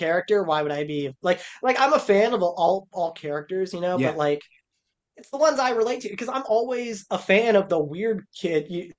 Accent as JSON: {"language": "English", "region": "Florida-Georgia border", "country": "United States", "tie": "born or raised there", "also_born_or_lived": "Italy / Japan", "said": "I'm a military brat, so I grew up in Italy and Japan and all that, but the place I lived the longest, you know, was, like, Florida-Georgia border"}